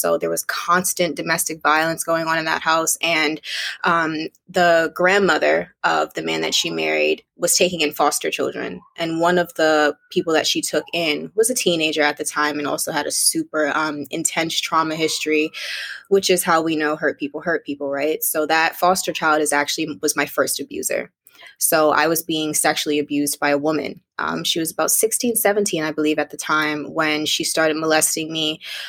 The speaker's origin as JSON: {"language": "English", "region": "Connecticut", "country": "United States", "tie": "born or raised there", "also_born_or_lived": "Bermuda", "lives_now": "Brooklyn, United States", "said": "I'm currently living in Brooklyn, New York, but I'm originally from Bermuda. So I was born in Bermuda, raised in Connecticut, and bounced around quite a lot throughout my life"}